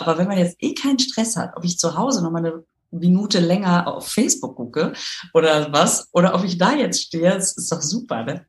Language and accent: German; Düsseldorf, North Rhine-Westphalia, Germany; now in Münster, Germany; Ich bin äh, in Düsseldorf aufgewachsen